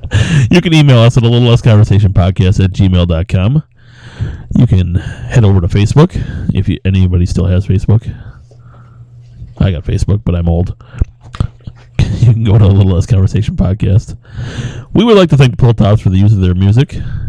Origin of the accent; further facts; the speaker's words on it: California, United States; now in Chicago, United States; Oh wait, I'm from California.